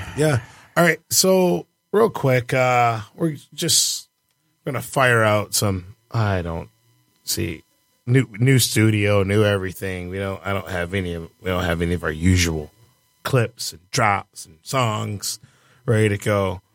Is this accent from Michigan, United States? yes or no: yes; Detroit, Michigan, United States; Born and raised in Detroit